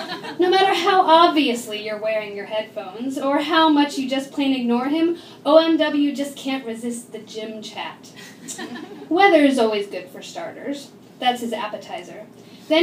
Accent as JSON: {"language": "English", "region": "Florida", "country": "United States", "tie": "born or raised there", "also_born_or_lived": "Nashville", "said": "growing up in Florida"}